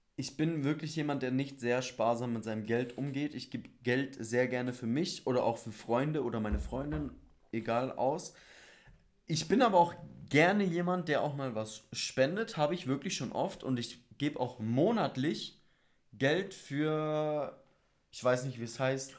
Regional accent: Bavaria, Germany; wir sind in Bayern groß geworden, aufgewachsen

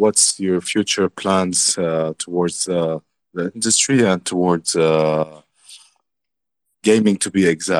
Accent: France; I'm from France.

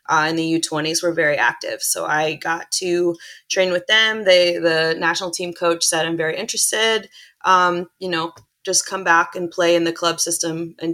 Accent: United States; also born or lived in Chile / Illinois / Indiana; I was born in Chile. I have a twin sister. She and I were both born there, and we were adopted as babies. So my parents now brought us back to the States after a few months, and I grew up in Illinois and Indiana.

